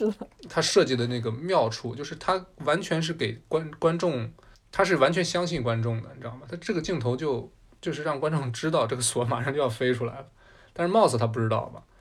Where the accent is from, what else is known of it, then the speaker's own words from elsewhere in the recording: China; 身为中国人，咱们这个年纪二十多岁